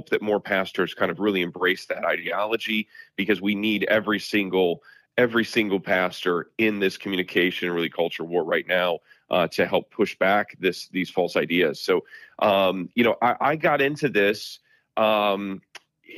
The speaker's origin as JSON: {"language": "English", "town": "South Bend", "region": "Indiana", "country": "United States", "tie": "born or raised there", "said": "growing up here and really, you know, now pastoring in my hometown in South Bend, Indiana"}